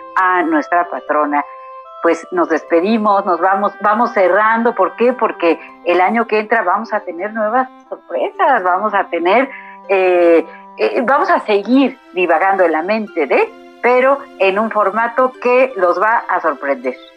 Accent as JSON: {"language": "Spanish", "country": "Mexico"}